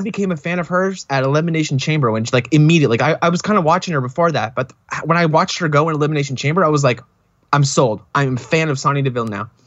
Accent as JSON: {"language": "English", "country": "Canada", "said": "As a Canadian"}